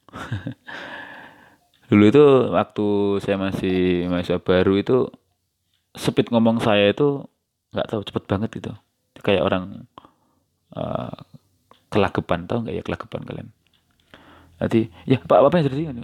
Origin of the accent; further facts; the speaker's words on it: Java, Indonesia; accent: Javanese (medok); aksen bahasa aksen suara saya yang kelihatan medok ya yang nggak apa-apa gitu itu memang karena dari sononya nggak seperti ini dan saya tidak ada keinginan untuk merubah gitu